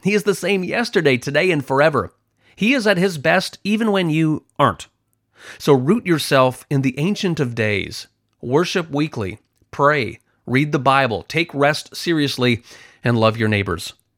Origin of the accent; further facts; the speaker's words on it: Canada; I'm from Canada, so there is a lot of snow and ice